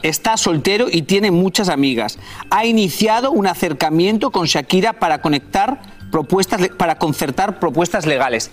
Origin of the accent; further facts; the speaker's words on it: Spain; moved away; yo nací en España